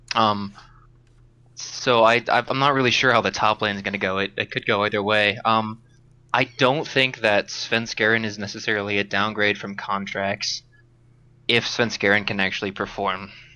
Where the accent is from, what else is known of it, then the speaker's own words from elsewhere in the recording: Upper Peninsula of Michigan, United States; now in Wisconsin, United States; I'm from the Upper Peninsula of Michigan